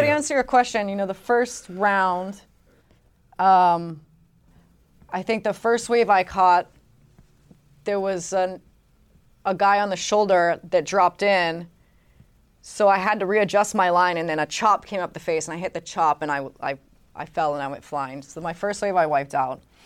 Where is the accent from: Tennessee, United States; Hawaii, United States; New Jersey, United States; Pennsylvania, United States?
Hawaii, United States; growing up in Hawaii